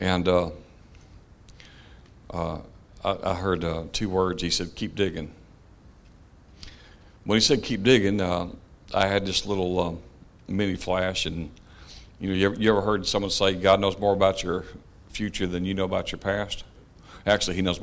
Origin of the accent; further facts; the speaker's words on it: Clanton, Alabama, United States; also born or lived in Michigan; home we were raised in, which is East Clanton, out in the country